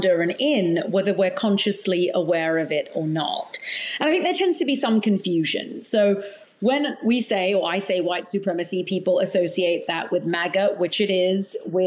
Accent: London, United Kingdom; moved away as an adult; also born or lived in Australia / New Zealand; now in United States; I was born in London. I've lived in Australia and New Zealand, but I've spent most of my life in the UK

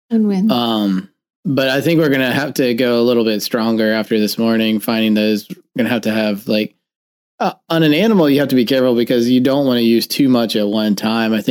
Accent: Florida, United States; moved away; growing up in Florida, we definitely worried about ticks, chiggers, mosquitoes, everything else that bit and could kill you.

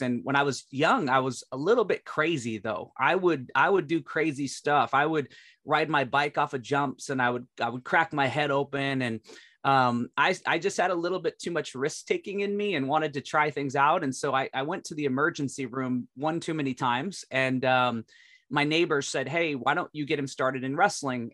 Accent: Alaska, United States; I was born in Alaska

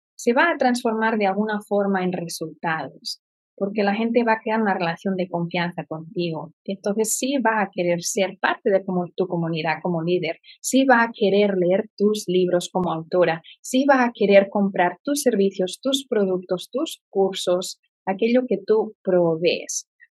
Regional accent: Barcelona, Catalonia, Spain; moved away as an adult; also born or lived in Florida; now in Indianapolis, United States; nací en Barcelona y vine a vivir a Estados Unidos y que he vivido en diferentes estados

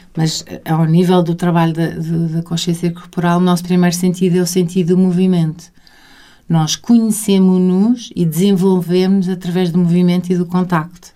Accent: Sintra, Lisbon, Portugal; eu passei muita, muito da minha infância, passei em Sintra. Hum. Os, os, meus dois avós tinham casa em Sintra, então eu passava grandes temporadas de maio a outubro

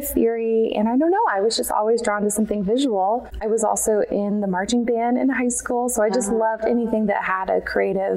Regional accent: Sugar Land, Texas, United States; also born or lived in Houston, Texas / Lubbock, Texas; Technically, I was born in Houston, but grew up mostly in the Missouri City, Sugarland area

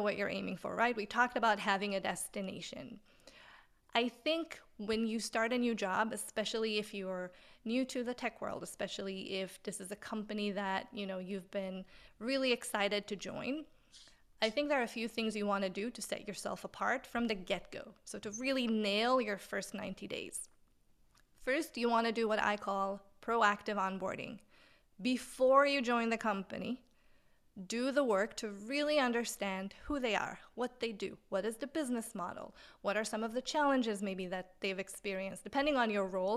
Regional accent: Israel; English is a second language; moved away as an adult; where I'm from originally in Israel, but I came here

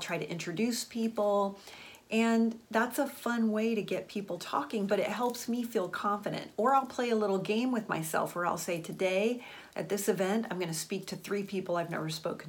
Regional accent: Florida, United States; I went to high school in Florida

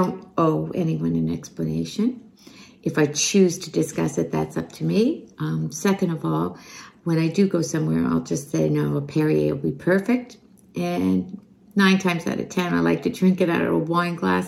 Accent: Montreal, Quebec, Canada; I am from Montreal

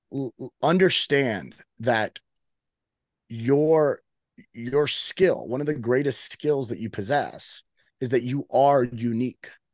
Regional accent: Miami, Florida, United States; I am, uh, born and raised in Miami.

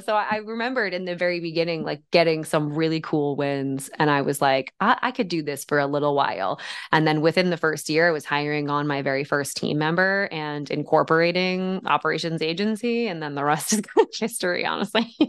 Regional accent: West Deptford, New Jersey, United States; also born or lived in Somers Point, New Jersey; now in Pocono Mountains, United States; I was born in Summers Point, New Jersey, and grew up just about an hour and twenty minutes west in West Upford, New Jersey, just outside of Philadelphia

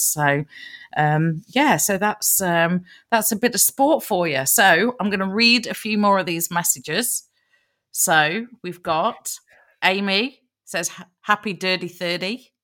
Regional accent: Nottingham, East Midlands, United Kingdom; Nottingham is my hometown

